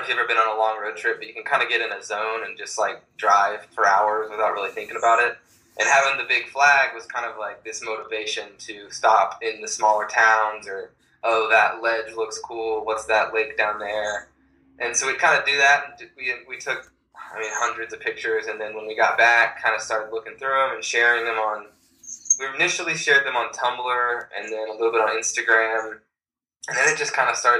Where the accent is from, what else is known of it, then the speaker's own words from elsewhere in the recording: Texas, United States; also born or lived in Oklahoma; I've been in Texas since I was about 6 or 7